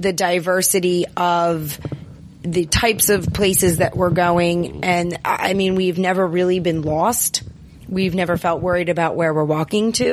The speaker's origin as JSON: {"language": "English", "town": "Baltimore", "region": "Maryland", "country": "United States", "said": "we're from Baltimore"}